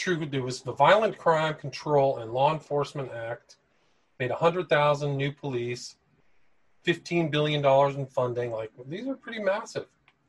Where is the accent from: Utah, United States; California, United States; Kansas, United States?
California, United States; when I grew up in California back in the 70s and 80s, there were still heavy duty biker bars in the peninsula.